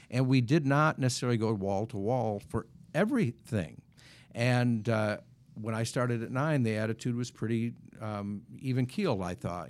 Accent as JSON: {"language": "English", "region": "Wisconsin", "country": "United States", "tie": "born or raised there", "said": "when I was growing up in Wisconsin"}